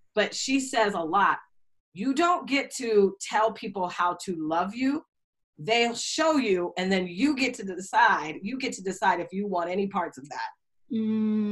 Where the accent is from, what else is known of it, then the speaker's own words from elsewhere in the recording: Seattle, Washington, United States; moved away as an adult; also born or lived in New York / Indianapolis; I'm from Seattle